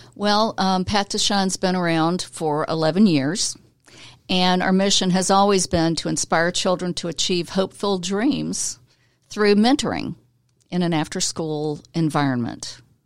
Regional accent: Atlanta, Georgia, United States; also born or lived in Florida; now in Gainesville, United States; I'm from Atlanta. I'm a native

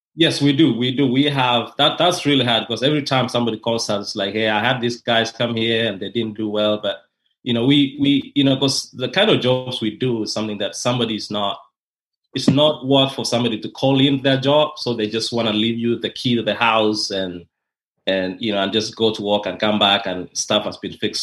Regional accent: Kenya; moved away as an adult; now in Rome, Georgia, United States; I'm originally from Kenya, and that's in East Africa

